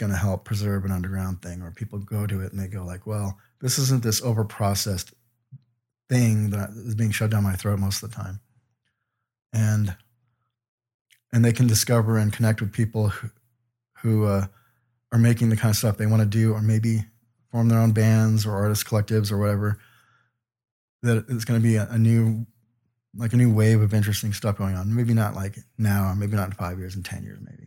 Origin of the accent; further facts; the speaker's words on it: Aurora, Colorado, United States; I'm from Aurora, Colorado.